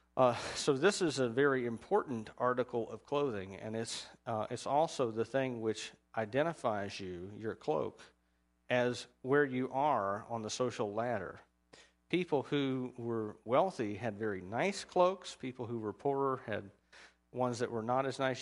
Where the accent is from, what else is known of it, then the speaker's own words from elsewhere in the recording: United States; as an American